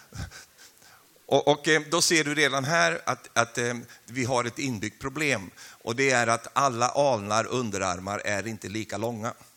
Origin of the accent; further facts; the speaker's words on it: Sweden; now in Karmøy, Norway; jag är ju svensk